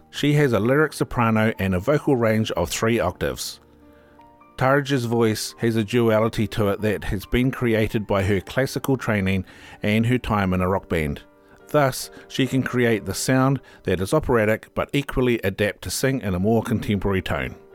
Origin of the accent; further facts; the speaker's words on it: Finland; English is a second language; Significantly different from the snowy Christmas that I am used to in my home country, Finland.